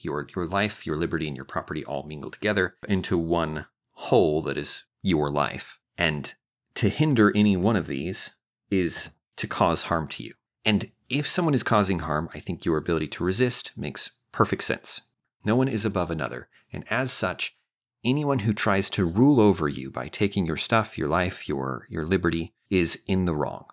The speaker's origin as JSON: {"language": "English", "region": "Idaho", "country": "United States", "moved": "yes", "lives_now": "Texas, United States", "said": "I live in Texas. I'm from Idaho."}